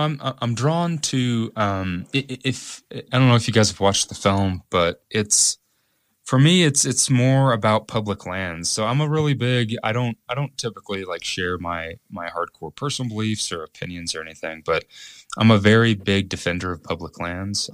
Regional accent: Evansville, Indiana, United States; moved away as an adult; my hometown in Evansville

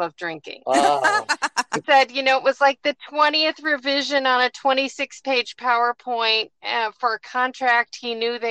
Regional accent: Chippewa Falls, Wisconsin, United States; moved away as an adult; also born or lived in Madison, Wisconsin / Atlanta, Georgia; now in Virginia, United States; I grew up in West Central Wisconsin, a little town called Chippewa Falls.

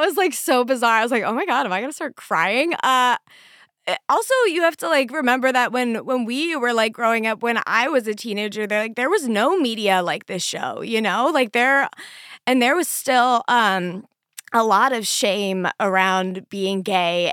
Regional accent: Pennsylvania, United States; born or raised there

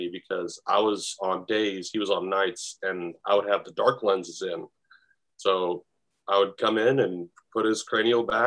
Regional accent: Northern California, United States; born or raised there; also born or lived in New Mexico

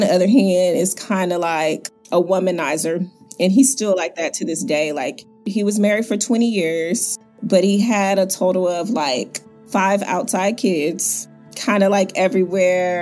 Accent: Houston, Texas, United States; I am from Houston, Texas

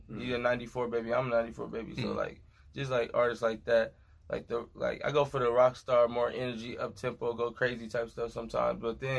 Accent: Oxnard, California, United States; I'm from Oxnard, California.

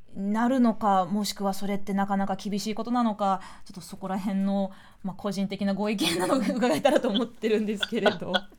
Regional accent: Japan; 日本で生まれ育っている、まあ、我々

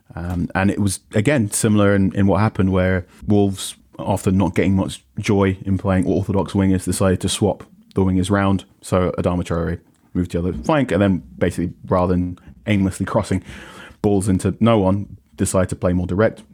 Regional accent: Ghana; as a Ghanaian person

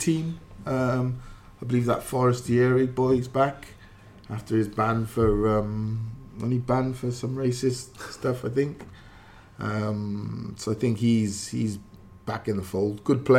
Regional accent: Wales, United Kingdom; when I was a kid growing up is the culture I was brought up in was very different to other people who from Wales, from my estate, different. We're West Indian, right?

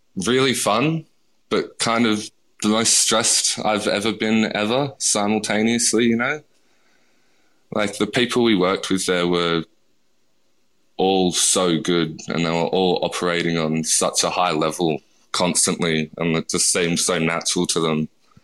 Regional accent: New South Wales, Australia; Like, I grew up in the Southern Highlands, and it's not very multicultural there. Well, especially when I grew up there, so...

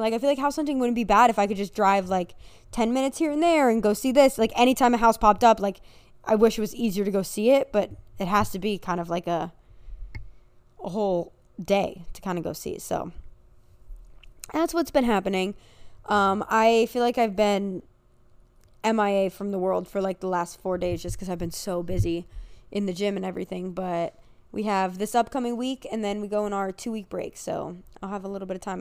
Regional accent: United States; I'm American

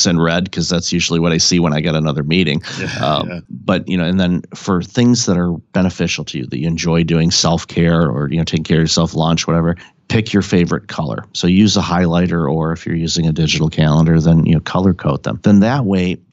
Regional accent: Detroit, Michigan, United States; I grew up in Detroit

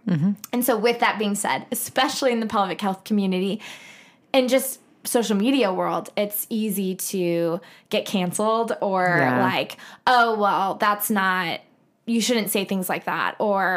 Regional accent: Columbia, Missouri, United States; I'm from Columbia, Missouri

